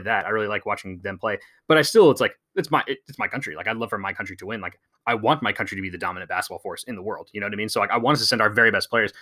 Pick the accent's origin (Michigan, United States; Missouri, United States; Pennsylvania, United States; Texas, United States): Texas, United States; San Antonio; I grew up in San Antonio